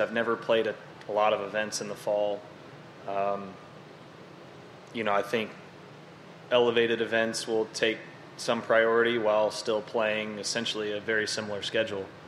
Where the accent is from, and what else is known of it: Dallas, Texas, United States; born or raised there